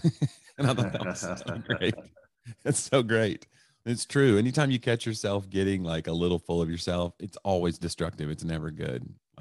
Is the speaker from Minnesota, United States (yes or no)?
no; Knoxville, Tennessee, United States; now in Nashville, United States; No, I grew up in East Tennessee, Knoxville, Tennessee.